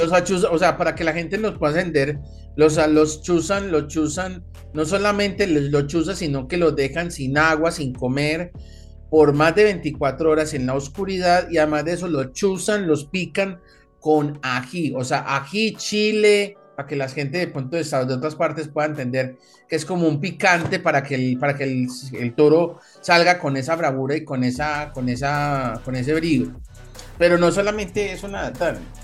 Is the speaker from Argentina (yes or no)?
no; Colombia; aquí en Colombia